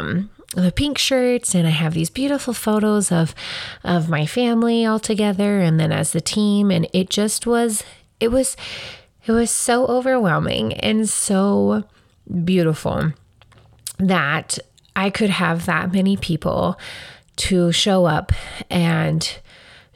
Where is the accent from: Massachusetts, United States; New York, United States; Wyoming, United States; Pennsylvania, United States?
Wyoming, United States; Casper; I grew up right here in Casper. All of my earliest memories are mostly from here